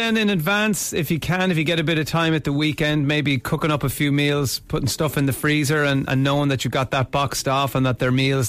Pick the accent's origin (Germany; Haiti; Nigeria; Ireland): Ireland; So this is something that we tend to say a lot as Irish people, that we're wrecked.